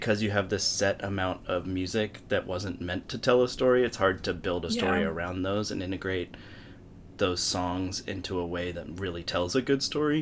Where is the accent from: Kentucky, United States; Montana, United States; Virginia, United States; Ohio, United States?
Virginia, United States; Richmond; moved away as an adult; also born or lived in North Carolina; now in New York, United States; I was born in New York, but I grew up in Richmond, Virginia. So I spent most of my life there.